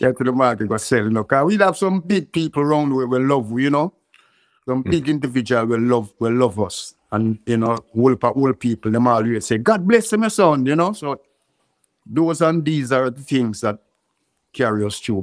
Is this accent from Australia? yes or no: no; Kingston, Jamaica; also born or lived in Clarendon, Jamaica; I live um, Clarendon when I was one year and six months, but I grew up in um, in Kingston